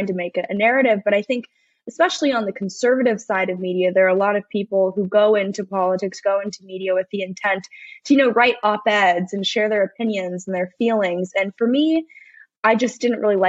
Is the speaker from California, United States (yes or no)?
yes; Los Angeles, California, United States; I am from Los Angeles, but somehow I managed to make it out as conservative